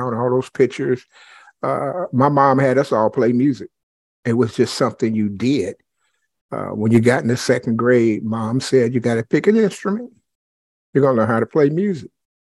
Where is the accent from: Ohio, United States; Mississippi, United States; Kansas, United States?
Ohio, United States; Dayton; also born or lived in Clayton, Ohio; I'm originally from the Dayton area